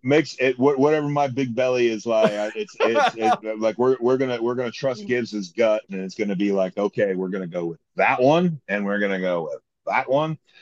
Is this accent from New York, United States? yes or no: no; Toledo, Ohio, United States; now in Columbus, United States; didn't grow up in Columbus. I grew up in the Toledo area